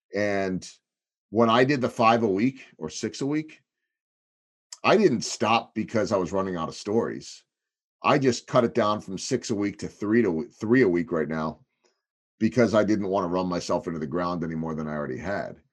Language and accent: English; Chicago, Illinois, United States; moved away as an adult; also born or lived in Wisconsin / St. Louis; now in Kansas City, United States; as a kid growing up on the North Shore